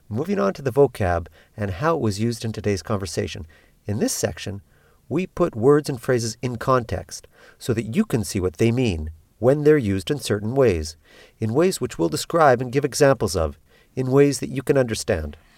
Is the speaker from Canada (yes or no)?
yes; Canada; moved away as an adult; now in Peru; I'm Canadian. I've been living in Peru since nineteen ninety-five